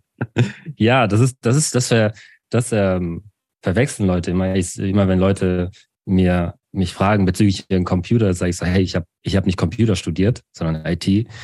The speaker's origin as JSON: {"language": "German", "region": "Baden-Württemberg", "country": "Germany", "tie": "born or raised there", "also_born_or_lived": "Douala, Cameroon", "said": "Mit vier Jahren bin ich nach Deutschland gekommen und dann eben in dieses Dorf hinein"}